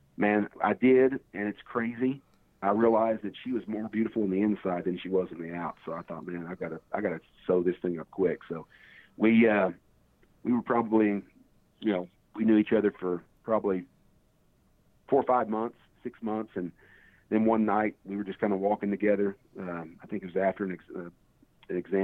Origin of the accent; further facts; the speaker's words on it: Fort Worth, Texas, United States; I came from Castleberry High School in Fort Worth